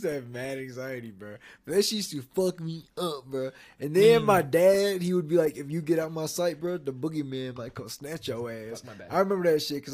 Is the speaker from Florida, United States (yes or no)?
yes; Florida, United States; I was born in Florida